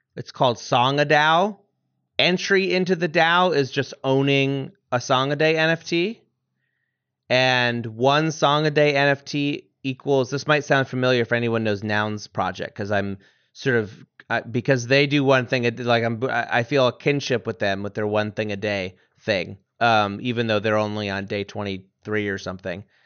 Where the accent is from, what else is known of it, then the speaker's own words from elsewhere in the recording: Vermont, United States; I'm from Vermont